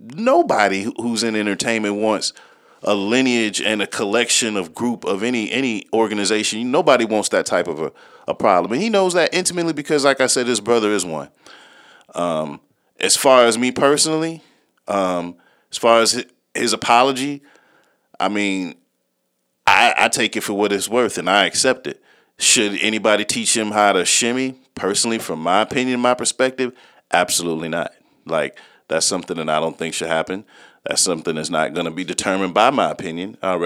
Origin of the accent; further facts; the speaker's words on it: the Carolinas, United States; I used to be on the frat lot. I came from the Carolinas. This is when I was homeless.